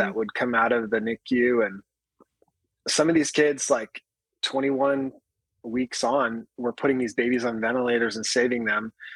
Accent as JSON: {"language": "English", "town": "Upland", "region": "California", "country": "United States", "tie": "born or raised there", "said": "I grew up in a little town called Upland, California, about an hour east of Los Angeles"}